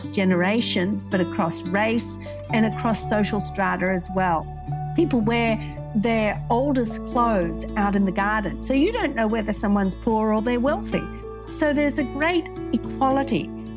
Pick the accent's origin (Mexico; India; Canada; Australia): Australia; moved away; I grew up in Australia.